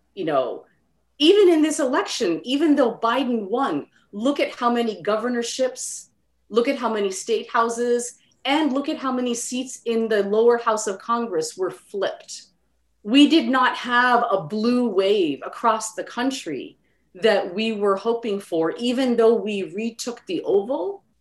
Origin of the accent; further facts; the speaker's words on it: Canada; I grew up in Canada